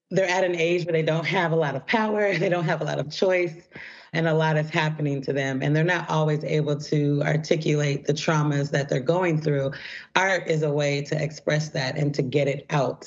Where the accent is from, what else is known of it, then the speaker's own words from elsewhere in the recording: Portland, Oregon, United States; I grew up in Portland, Oregon